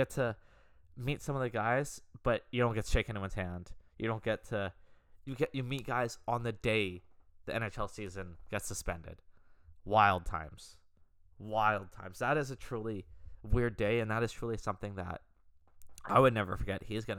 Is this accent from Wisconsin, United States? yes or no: yes; Madison, Wisconsin, United States; I'm from Madison too, so it was always cool coming back and playing those guys.